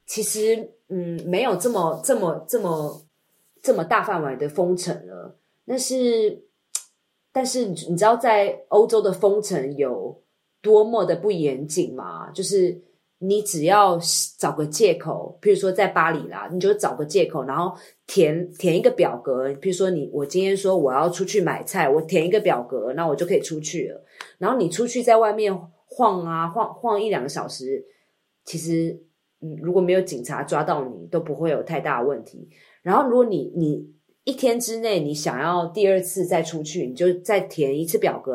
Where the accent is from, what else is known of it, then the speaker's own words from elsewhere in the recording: Taiwan; moved away; 身为台湾人